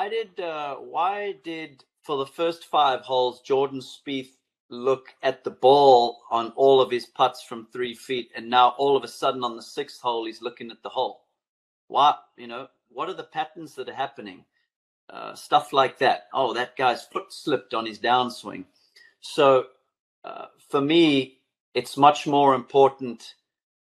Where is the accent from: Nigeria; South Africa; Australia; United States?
South Africa; growing up in South Africa and watching the Masters on TV